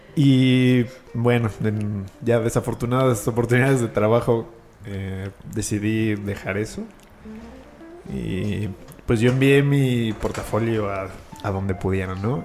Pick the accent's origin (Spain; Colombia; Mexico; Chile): Mexico; Mexico City; oriundo de aquí de la ciudad